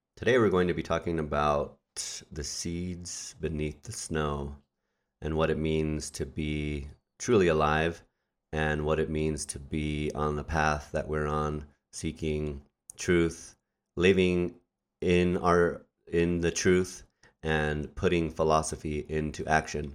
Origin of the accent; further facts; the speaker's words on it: New Mexico, United States; I was born in New Mexico this lifetime